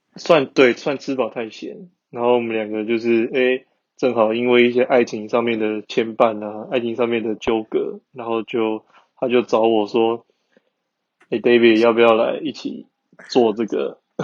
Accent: Taiwan; moved away as an adult; now in Germany; 很常就是德国台湾两边跑，因为我就是会想家的人

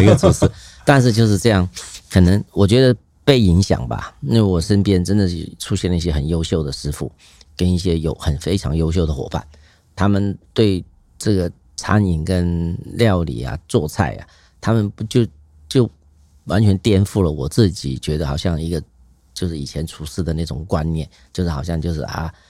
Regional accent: Hong Kong; 就像你很喜欢，我们香港人喜欢踢足球啊，干什么？

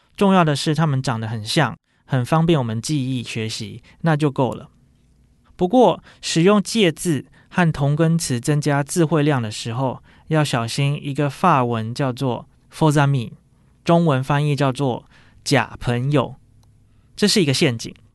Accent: Taiwan; 我们台湾人

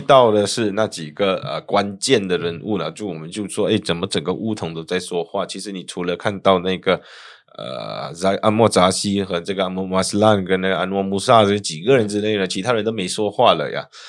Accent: Malaysia; 我们都是土生土长的马来西亚人

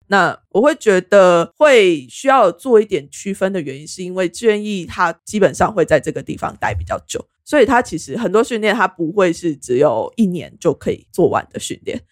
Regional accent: Taiwan; 我们台湾人

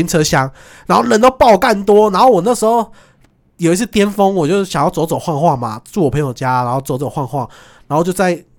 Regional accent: Taiwan; 我是台湾来的

